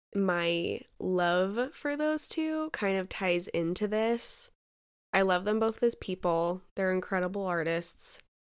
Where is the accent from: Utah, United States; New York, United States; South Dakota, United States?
Utah, United States; I was born and raised in Utah. I've been here all my life